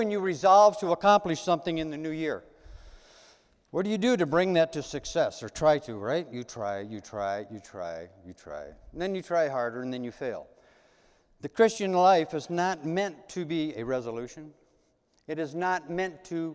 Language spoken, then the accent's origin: English; United States; as Americans